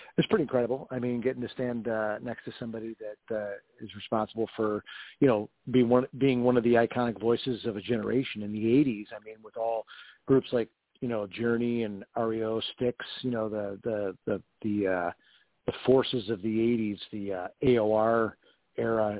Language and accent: English; Rochester, New York, United States; now in Nashville, United States; growing up in Rochester, New York